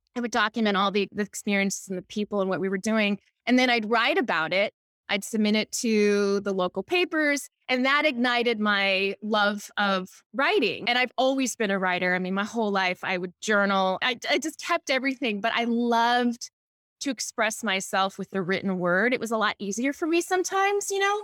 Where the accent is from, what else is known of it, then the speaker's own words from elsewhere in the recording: Honolulu, Hawaii, United States; moved away as an adult; now in Newport Beach, United States; I'm from Hawaii, Honolulu, Hawaii